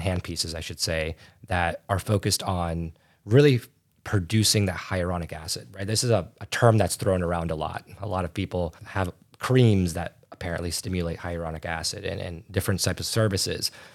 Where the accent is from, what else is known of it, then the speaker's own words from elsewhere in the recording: right outside Chicago, Illinois, United States; I'm from the United States, uh, right outside Chicago